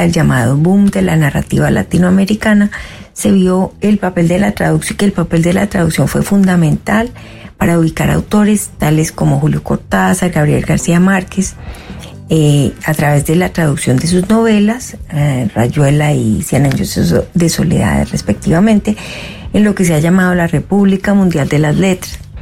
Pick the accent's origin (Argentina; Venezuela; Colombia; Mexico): Colombia; moved away as an adult; now in Canada; Soy colombiana